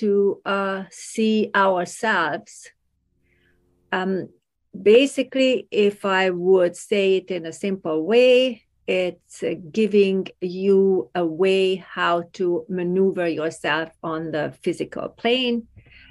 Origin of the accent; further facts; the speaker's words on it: Hungary; moved away as an adult; now in Canada; I grew up in Hungary. I left Hungary when I was about 18 years old